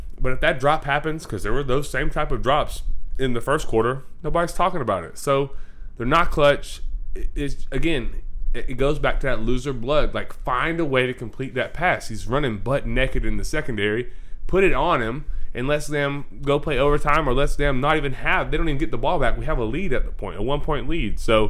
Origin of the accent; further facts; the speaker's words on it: United States; I'm from Columbia County